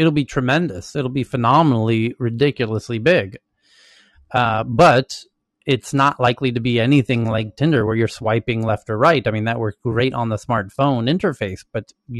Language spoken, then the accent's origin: English; Santa Monica, California, United States; we're all from Santa Monica